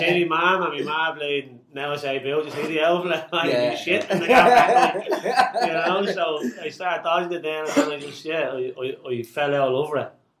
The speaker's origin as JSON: {"language": "English", "town": "Dublin", "region": "Leinster", "country": "Ireland", "tie": "born or raised there", "said": "Grew up in the North Dinner City"}